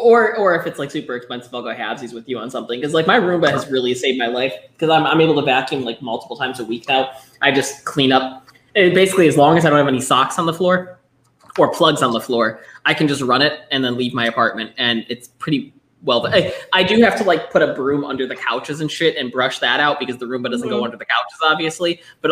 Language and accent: English; Indianapolis, Indiana, United States; now in New Orleans, United States; I'm from Indy and had to go to Mississippi to get mine down here this early.